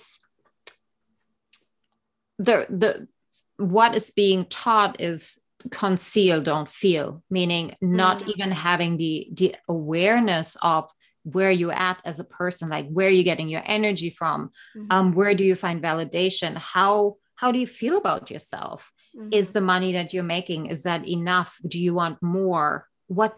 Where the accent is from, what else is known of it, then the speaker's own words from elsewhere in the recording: East Germany, Germany; moved away; I grew up actually in East Germany behind the Iron Curtain in the 70s and 80s.